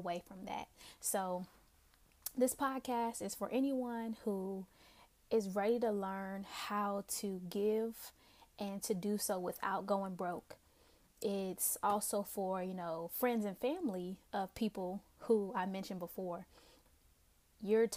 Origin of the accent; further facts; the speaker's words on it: Newport News, Virginia, United States; also born or lived in Pittsburgh; I am originally from the East End community of Newport News. Love the Hampton Roads area